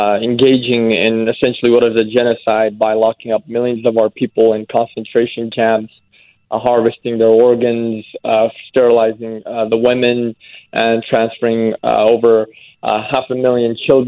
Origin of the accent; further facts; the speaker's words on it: Oklahoma, United States; moved away as an adult; also born or lived in East Turkestan (Xinjiang); now in Washington, D.C., United States; So I had fled East Turkestan back in 2000 due to the oppression in East Turkestan. Over the years, I grew up in Oklahoma, and really in 2017, I was forced, in a way, I was forced to or compelled to move to Washington, D.C.